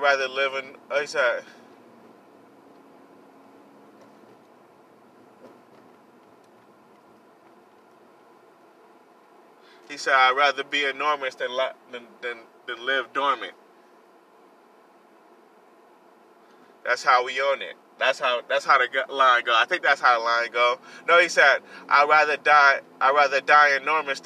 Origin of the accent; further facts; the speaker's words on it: California, United States; I'm a Cali boy. I was born in California. My roots are in California. I was born out here